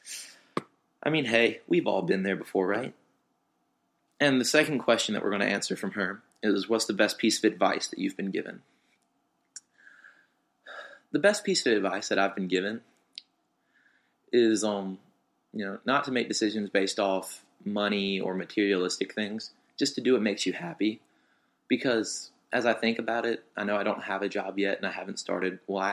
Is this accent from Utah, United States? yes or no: no; Ripley, Mississippi, United States; also born or lived in Tupelo, Mississippi; I grew up in Ripley, Mississippi. Spent most of my life there